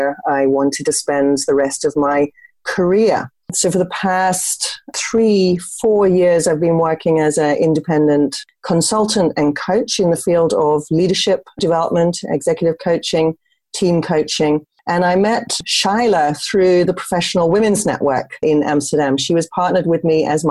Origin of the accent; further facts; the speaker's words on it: United Kingdom; moved away as an adult; now in Netherlands; I'm originally British. I've been in the Netherlands for 26 years